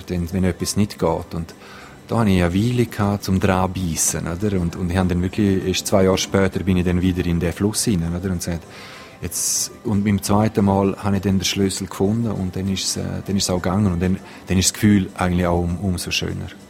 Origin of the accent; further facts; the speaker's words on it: Graubünden, Switzerland; bei uns in Graubünden, in, in den Alpen